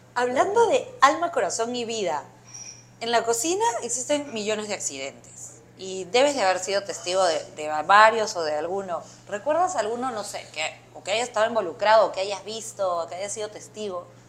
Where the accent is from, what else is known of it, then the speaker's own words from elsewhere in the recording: Peru; ahora los cocineros peruanos pues tenemos también una gran responsabilidad